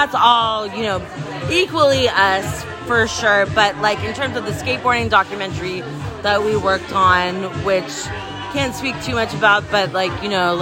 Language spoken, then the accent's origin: English; San Francisco, California, United States; street skating growing up in San Francisco, the Bay Area